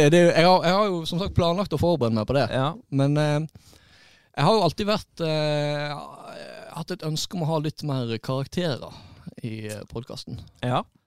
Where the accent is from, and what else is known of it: Florø, Vestland, Norway